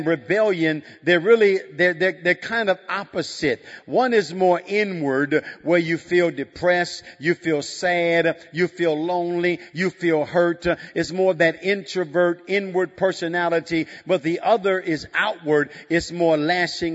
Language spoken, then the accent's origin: English; Chicago, Illinois, United States; I'm from the south side of Chicago